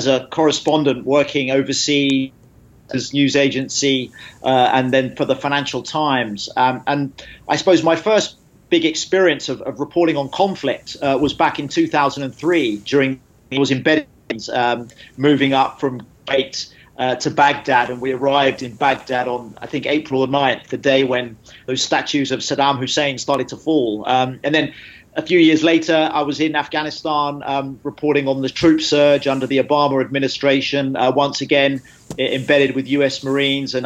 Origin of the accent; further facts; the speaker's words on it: United Kingdom; I'm a British journalist